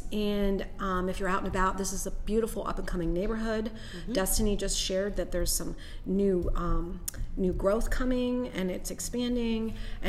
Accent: Germany; I was born in Germany.

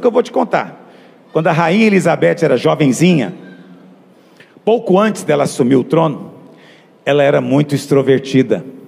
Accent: Brazil; nós vivemos no Brasil. Eu sei que você pensa que eu sou brasileiro. Não, eu estou morando aqui. O meu velho homem era brasileiro

